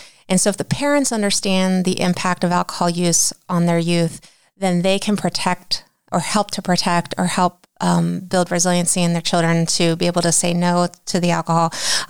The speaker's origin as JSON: {"language": "English", "town": "New Philadelphia", "region": "Ohio", "country": "United States", "said": "Well, I graduated from New Philadelphia."}